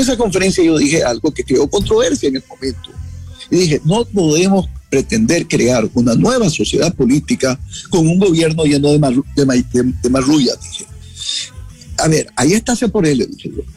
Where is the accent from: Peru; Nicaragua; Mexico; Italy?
Nicaragua; Jinotepe, Carazo; now in Washington, United States; yo crecí en Ginotepe